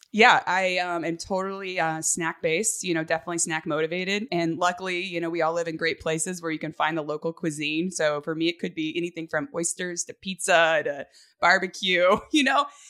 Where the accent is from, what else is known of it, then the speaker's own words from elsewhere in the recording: Northern California, United States; born and raised in California, um, on a cattle ranch, and my parents still live up in Northern California